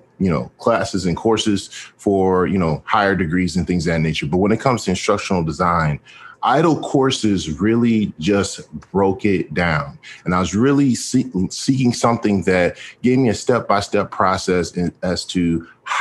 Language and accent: English; Houston, Texas, United States; I am from Houston, Texas